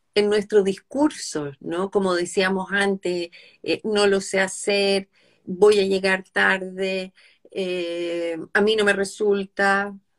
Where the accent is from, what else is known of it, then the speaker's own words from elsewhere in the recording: Chile; nosotras dos, que somos chilenas